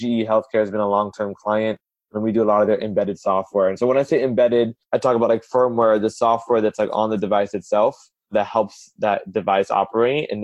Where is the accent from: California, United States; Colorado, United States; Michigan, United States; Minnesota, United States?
California, United States; also born or lived in Houston, Texas; I was born in Houston, lived there for about a year. Folks came over to California